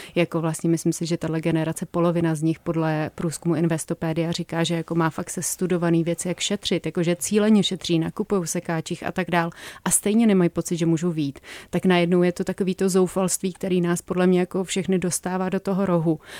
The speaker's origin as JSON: {"language": "Czech", "region": "Prague", "country": "Czechia", "said": "já, já jsem jako z Prahy"}